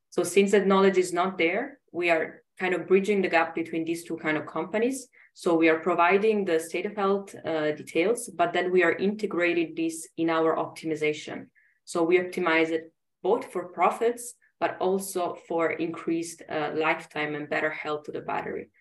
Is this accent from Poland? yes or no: no; Italy; English is a second language; moved away as an adult; also born or lived in Sweden; now in Germany; I'm originally from Italy and I studied in uh, different countries and now I'm I'm in Germany